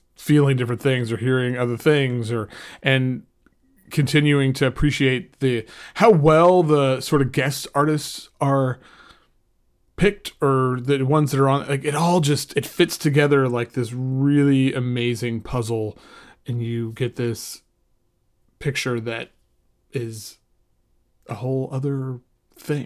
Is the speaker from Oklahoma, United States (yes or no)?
yes; Oklahoma, United States; I grew up in Oklahoma